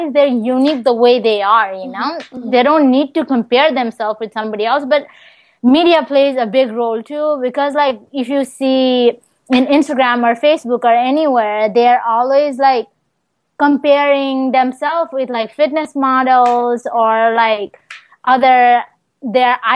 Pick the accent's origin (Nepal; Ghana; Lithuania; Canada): Nepal; also born or lived in Des Moines; now in Virginia, United States; back where I'm from Nepal